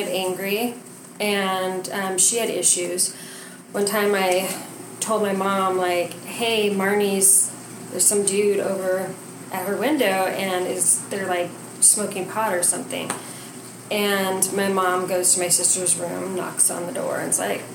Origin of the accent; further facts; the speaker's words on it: New Mexico, United States; I grew up in New Mexico